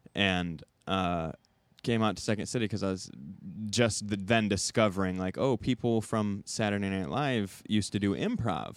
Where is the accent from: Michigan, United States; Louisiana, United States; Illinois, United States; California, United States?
Michigan, United States; Southwest; moved away as an adult; now in Chicago, United States; I'm from Southwest Michigan